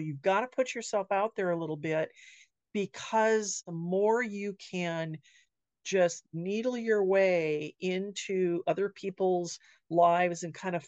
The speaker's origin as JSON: {"language": "English", "town": "Sierra Madre", "region": "California", "country": "United States", "tie": "born or raised there", "moved": "yes", "lives_now": "Wenatchee, United States", "said": "my hometown in California of Sierra Madre"}